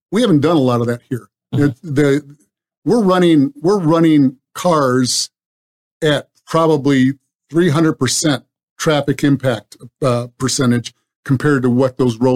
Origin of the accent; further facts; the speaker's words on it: California, United States; moved away; Obviously, I came from Southern California um, over 20 years ago, and uh, I seen that place explode.